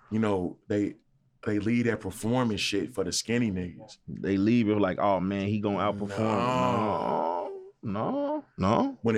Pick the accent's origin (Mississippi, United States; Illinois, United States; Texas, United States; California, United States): Illinois, United States; Chicago; I'm from Chicago. You know what I'm saying?